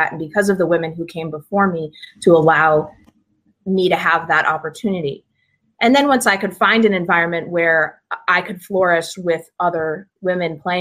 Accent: Watertown, Connecticut, United States; I'm from Watertown, Connecticut, which is like near central Connecticut. Grew up there

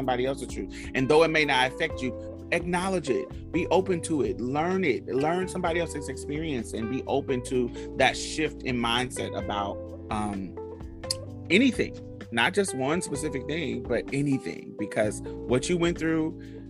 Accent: United States; the privilege of me being American

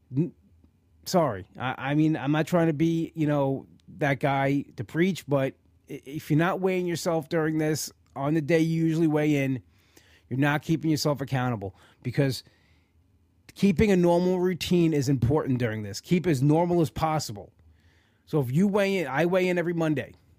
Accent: New York, United States; I'm a New Yorker

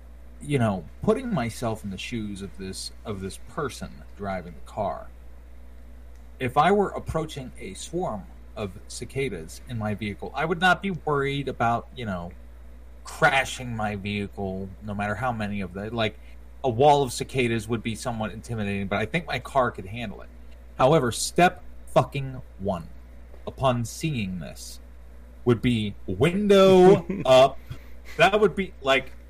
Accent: Berkeley Springs, West Virginia, United States; I grew up in Berkeley Springs

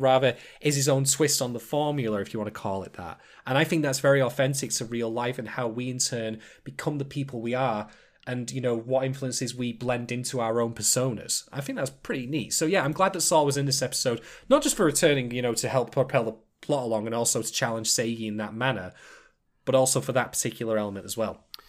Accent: England, United Kingdom; I am an Englishman

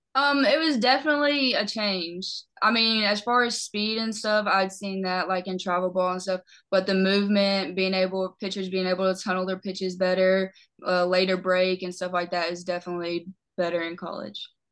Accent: Lakeland, Tennessee, United States; I'm from Lakeland, Tennessee

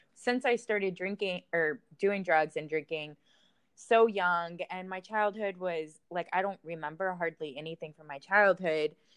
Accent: Florida, United States; moved away as an adult; now in Texas, United States; I was in Florida at the time

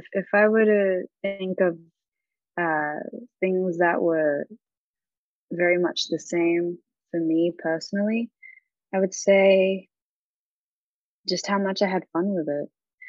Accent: Australia; moved away; also born or lived in Philippines; I was born and raised in Australia, and then I moved to the Philippines for a bit. So I had to kind of, fix a little bit of my accent for people to understand me more in the Philippines.

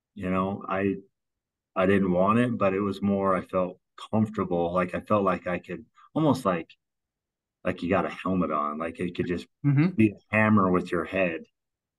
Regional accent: Vernal, Utah, United States; also born or lived in Japan / Nevada / California; I was from Utah

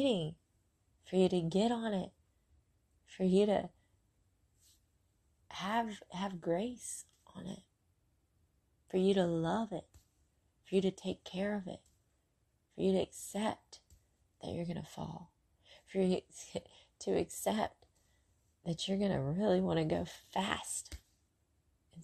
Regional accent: Brentwood, Mississippi, United States; riding bikes in Brentwood, where I grew up in Mississippi.

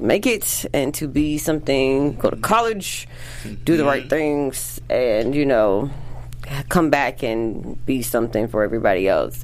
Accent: St. Petersburg, Florida, United States; moved away as an adult; now in Los Angeles, United States; St. Pete, Florida

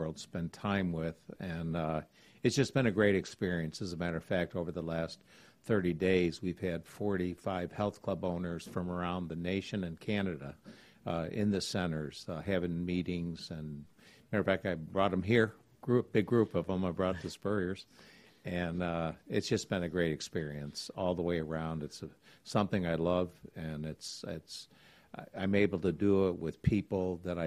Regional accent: Elmira, New York, United States; moved away as an adult; now in Gainesville, United States; the city that I'm from, a little town called Elmira, New York

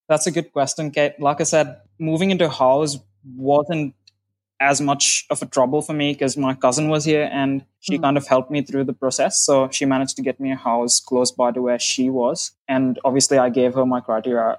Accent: India; moved away as an adult; now in Australia; I'm originally from India

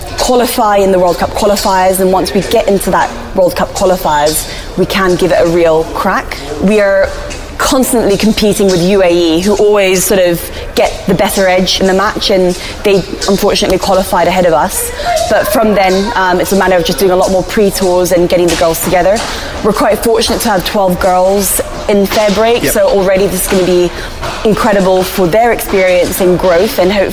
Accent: Hong Kong; being born and bred in Hong Kong, I don't really speak Cantonese, but I can understand some of the terminologies that they use.

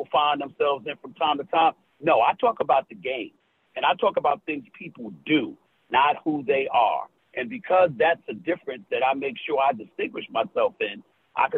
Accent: New York City, New York, United States; Born and raised in New York City

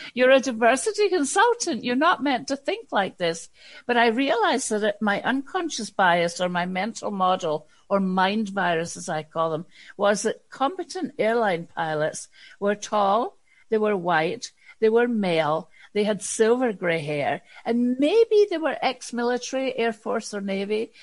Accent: Scotland, United Kingdom; moved away as an adult; a white woman from Scotland

